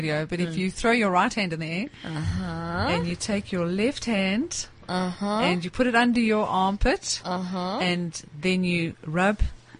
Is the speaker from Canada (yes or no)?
no; South Africa; There are no women in the world that are as inspiring and are as inspired as South African women. But I do think that we're not the same without men in our lives.